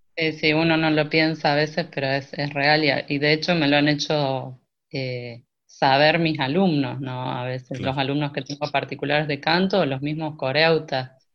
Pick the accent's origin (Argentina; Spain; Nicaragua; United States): Argentina; Santa Rosa, La Pampa; moved away as an adult; also born or lived in Córdoba, Argentina; yo nací en Santa Rosa, La Pampa, y en el 2001 me fui para Córdoba